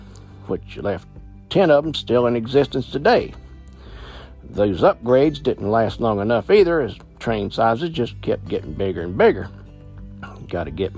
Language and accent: English; Virginia, United States; I've spent many hours walking on the old Cripple Creek line in my hometown, Virginia